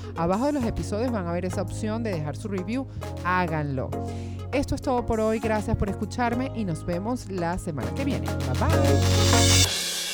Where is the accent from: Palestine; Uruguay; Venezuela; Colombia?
Venezuela; moved away; yo que vengo de Venezuela